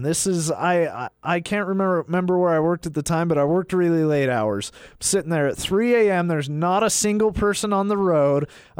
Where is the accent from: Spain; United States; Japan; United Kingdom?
United States; Tremonton, Utah; also born or lived in Logan, Utah; I'm from a small town, Tremont in Utah.